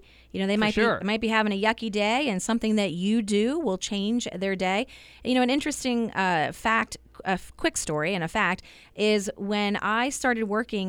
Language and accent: English; Turbotville, Pennsylvania, United States; So I grew up in Central Pennsylvania, a little town called Turbotville.